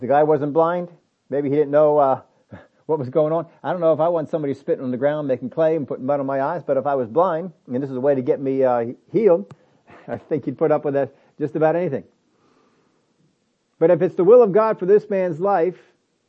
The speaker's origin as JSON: {"language": "English", "country": "United States", "said": "We're from America"}